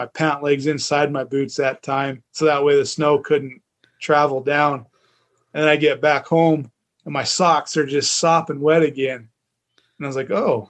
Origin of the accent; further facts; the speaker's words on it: Idaho, United States; growing up in Idaho